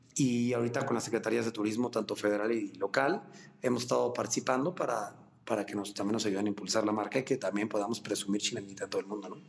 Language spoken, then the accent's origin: Spanish; Mexico City, Mexico